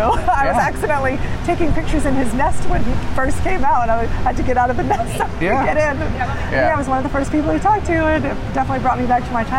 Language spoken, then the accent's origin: English; California, United States; I'm from California